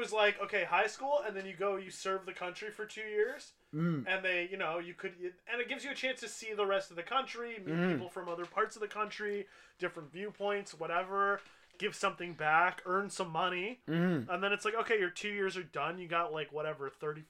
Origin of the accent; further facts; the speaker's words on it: Canada; But we're Canadian. We know better.